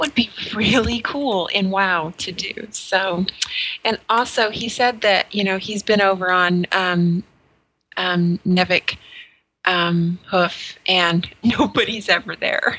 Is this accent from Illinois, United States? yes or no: no; New Mexico, United States; moved away; I grew up in New Mexico, and I grew up right off the Navajo reservation